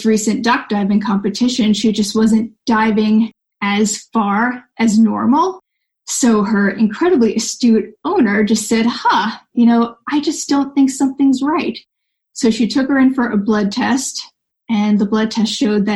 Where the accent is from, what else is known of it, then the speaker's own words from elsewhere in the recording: New York, United States; now in Southern California, United States; I'm from New York